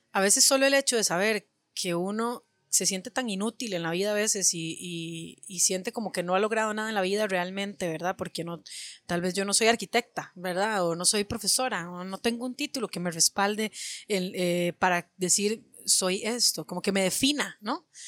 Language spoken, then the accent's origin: Spanish; Alajuela, Costa Rica; Alajuela me vio hacerme leña en la calle y me vio crecer